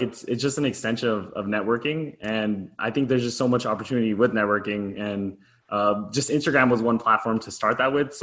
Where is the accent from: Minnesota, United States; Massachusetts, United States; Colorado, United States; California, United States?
California, United States; Southern; also born or lived in Arizona; I'm born and raised in Southern California